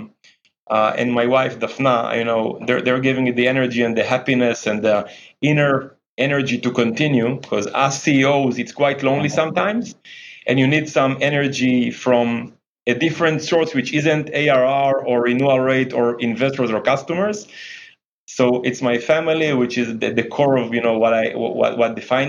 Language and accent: English; Jerusalem, Jerusalem District, Israel; I grew up in Jerusalem, playing basketball in the streets of Jerusalem